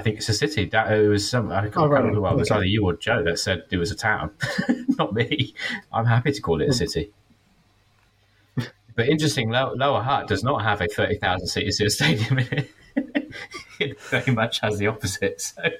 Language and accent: English; London, United Kingdom; moved away as an adult; now in Wellington, New Zealand; I grew up in London, mate.